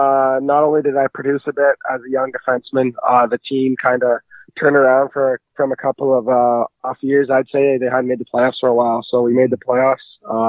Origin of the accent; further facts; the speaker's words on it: Cranbrook, British Columbia, Canada; I'm from Cranbrook, BC originally.